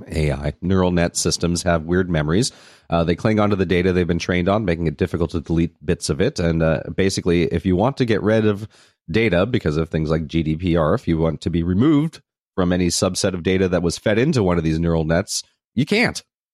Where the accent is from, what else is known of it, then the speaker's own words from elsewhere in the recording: Malta; I come from Malta, which is, I know where Malta is.